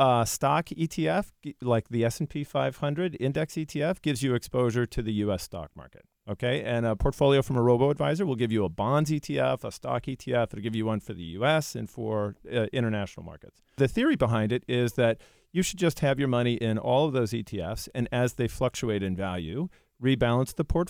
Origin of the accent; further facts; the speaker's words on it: Ridgewood, New Jersey, United States; Ridgewood, New Jersey.